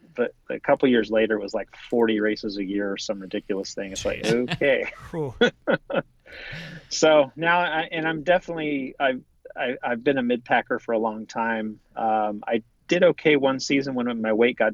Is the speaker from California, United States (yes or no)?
yes; Southern California, United States; also born or lived in Orange County, California / Riverside County, California / Santa Barbara, California; I was born and raised in Southern California, started out in Orange County as a youngster went eventually to Riverside County.